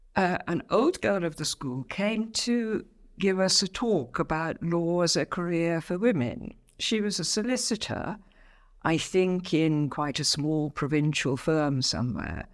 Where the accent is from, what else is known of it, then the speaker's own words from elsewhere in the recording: Abingdon, South East England, United Kingdom; also born or lived in Salisbury; the Abingdon really is the place where I grew up.